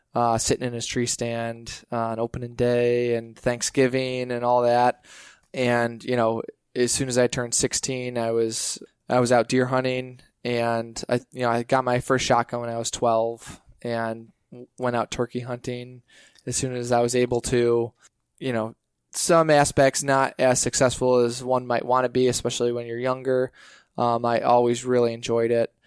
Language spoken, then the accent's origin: English; Western New York, United States; I'm from Western New York. I grew up in a hunting family